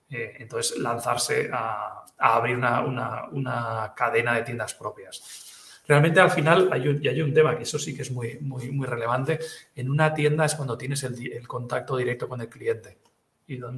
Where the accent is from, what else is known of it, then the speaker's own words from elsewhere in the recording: Catalonia, Spain; first language Catalan; Spanish is a second language; lo hice en catalán, que es mi lengua materna